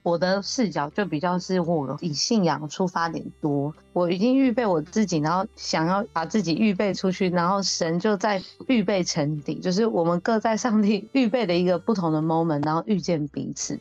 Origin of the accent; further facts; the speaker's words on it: Taitung County, Taiwan; 我也是来自台东的，然后我是台湾卢凯族